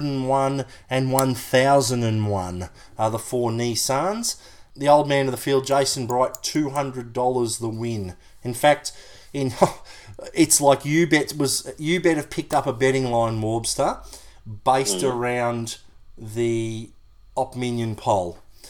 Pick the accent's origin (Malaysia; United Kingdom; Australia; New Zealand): New Zealand; I'm from New Zealand.